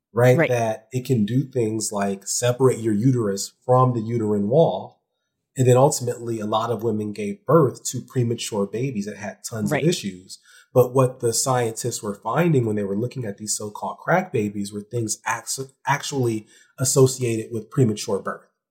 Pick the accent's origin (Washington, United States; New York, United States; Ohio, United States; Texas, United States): Ohio, United States; I'm also from Ohio